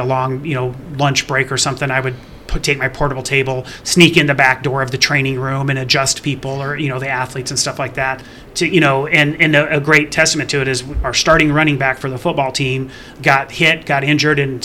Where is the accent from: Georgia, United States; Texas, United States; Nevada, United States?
Nevada, United States; Las Vegas; moved away as an adult; I grew up in Southern Nevada in the Las Vegas area